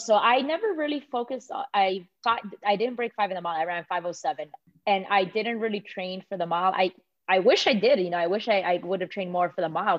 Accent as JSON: {"language": "English", "town": "Miami", "region": "Florida", "country": "United States", "tie": "born or raised there", "moved": "yes", "lives_now": "Atlanta, United States", "said": "growing up in Miami"}